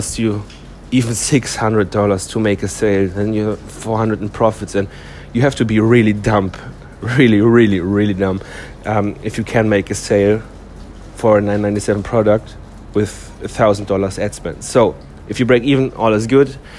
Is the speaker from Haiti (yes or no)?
no; Germany; my home country is Germany